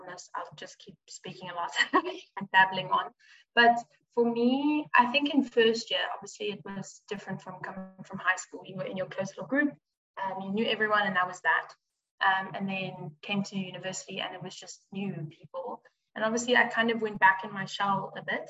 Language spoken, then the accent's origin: English; Midrand, Gauteng, South Africa; moved away as an adult; now in Stellenbosch, South Africa; I'm from Joburg, Midrand, Gauteng. And so I'm obviously studying in Stellenbosch.